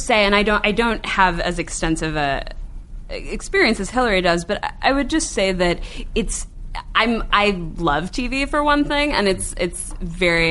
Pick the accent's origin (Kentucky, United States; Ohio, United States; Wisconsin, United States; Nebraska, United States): Ohio, United States; Cleveland; Cleveland, Ohio, my hometown